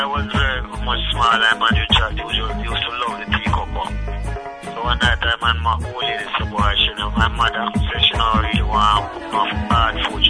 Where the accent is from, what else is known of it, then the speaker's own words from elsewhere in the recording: Rocky Point, Clarendon, Jamaica; I'm from Rocky Point in Clarendon, and you know, it's in the country like about 50 or 60 miles out of Kingston.